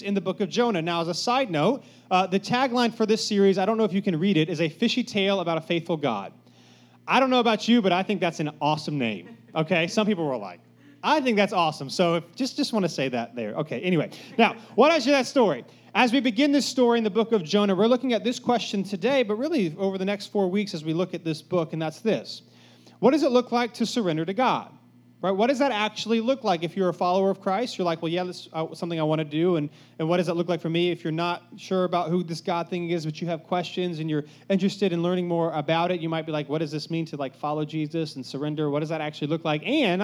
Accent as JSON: {"language": "English", "town": "Cary", "region": "North Carolina", "country": "United States", "tie": "born or raised there", "said": "I grew up in Cary, so just, you know, if you know anything about Cary, nothing bad ever happens in Cary"}